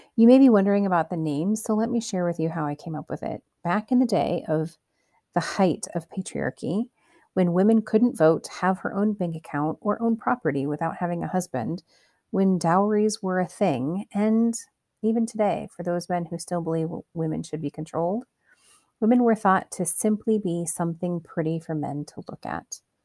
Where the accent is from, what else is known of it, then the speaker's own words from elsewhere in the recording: Cedar Rapids, Iowa, United States; I was born and raised in Iowa, Cedar Rapids, to be specific.